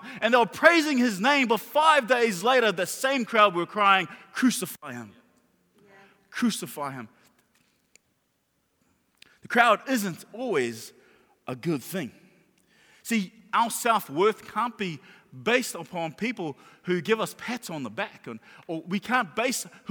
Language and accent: English; Auckland, New Zealand; when I was a kid, I grew up in Mangere